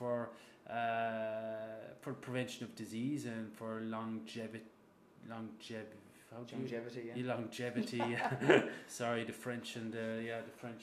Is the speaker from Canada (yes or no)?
no; Kerry, Munster, Ireland; now in France; I'm obviously Irish from Kerry, of course, the kingdom.